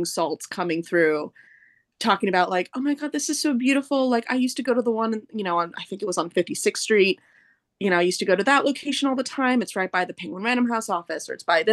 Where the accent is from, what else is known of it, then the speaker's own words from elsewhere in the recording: Southern Oregon, United States; moved away as an adult; now in New York, United States; I'm from Southern Oregon